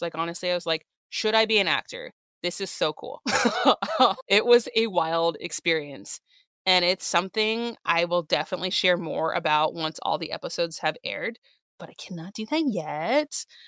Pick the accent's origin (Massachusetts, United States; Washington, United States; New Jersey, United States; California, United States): California, United States; San Diego; moved away as an adult; also born or lived in Los Angeles; now in New York, United States; I was in my hometown of San Diego